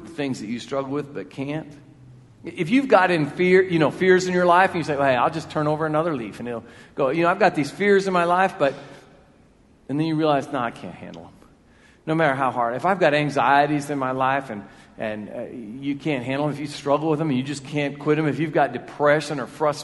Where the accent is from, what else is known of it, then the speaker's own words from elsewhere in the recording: Marion, United States; I'm a guy from Marion. Came back to be the pastor here at this church. And when I was younger, Thomas Park was where it is now. And I lived in South Marion